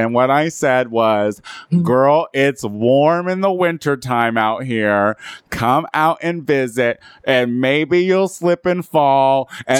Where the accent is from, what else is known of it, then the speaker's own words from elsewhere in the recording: Clinton, Illinois, United States; I'm also from Clinton, Illinois.